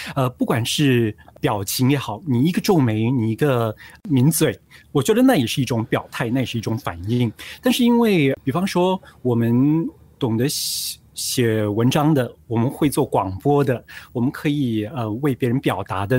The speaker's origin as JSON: {"language": "Chinese", "country": "Singapore", "said": "我们是新加坡人，然后我们住在这里"}